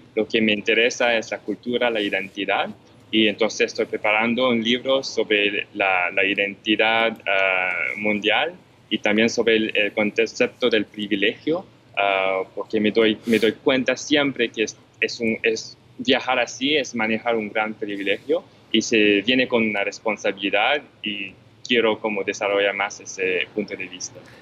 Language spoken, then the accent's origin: Spanish; Montreal, Quebec, Canada; yo nací afortunadamente en Montreal. Entonces personalmente no conocí la guerra, pero crecí con todas las historias de, mis padres